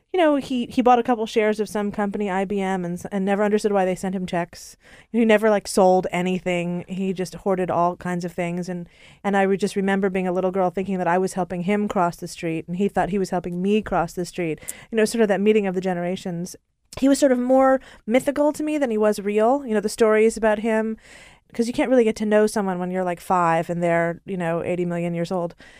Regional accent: Hartford, Connecticut, United States; also born or lived in Japan; now in New York, United States; I'm from Hartford, Connecticut.

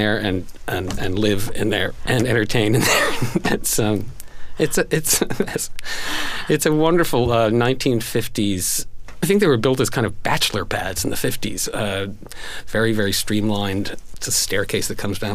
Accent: Tavern Island, Connecticut, United States; also born or lived in Ridgefield, Connecticut; We moved to an island off the coast of Connecticut in Long Island Sound

